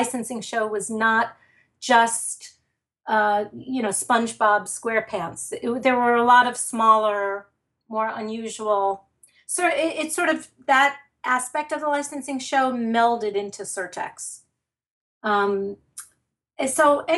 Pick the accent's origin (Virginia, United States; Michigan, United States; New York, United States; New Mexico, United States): New York, United States; New York City; moved away as an adult; now in New Jersey, United States; I am from Brooklyn